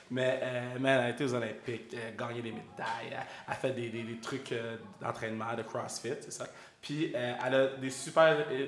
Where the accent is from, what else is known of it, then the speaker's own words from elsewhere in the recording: Coaticook, Quebec, Canada; je viens de Quaticook